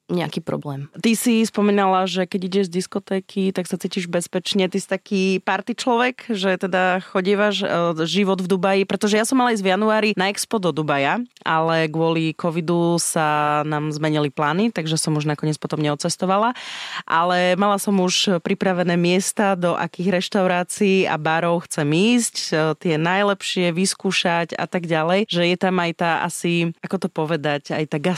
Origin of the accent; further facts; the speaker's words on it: eastern Slovakia, Slovakia; ja tiež som vyrastala v dome eh, na východnom Slovensku v takej dedinke